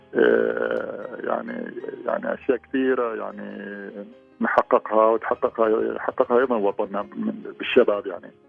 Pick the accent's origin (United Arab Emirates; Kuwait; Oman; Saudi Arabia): Oman; نحن كبيعة عمانية